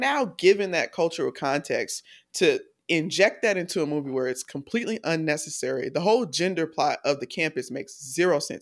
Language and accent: English; the South, United States; I grew up in the South.